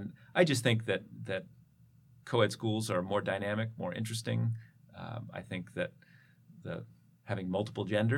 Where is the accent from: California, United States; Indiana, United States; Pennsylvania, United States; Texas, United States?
Pennsylvania, United States; Philadelphia; also born or lived in Ithaca, New York; now in Los Angeles, United States; I grew up in Philadelphia